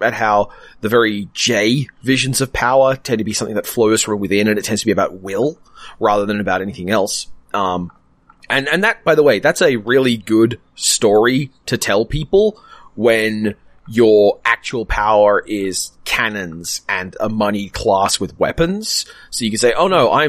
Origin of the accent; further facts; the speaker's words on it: Australia; as an Australian who votes and cares about voting systems